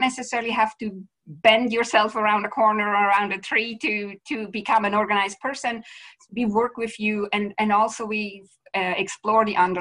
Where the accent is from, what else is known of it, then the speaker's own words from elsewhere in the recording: Switzerland; moved away as an adult; also born or lived in Vancouver area, Canada; now in Vancouver, Canada; I'm originally from Switzerland, but I live now in Canada, Western Canada, to be clear, in the Vancouver area.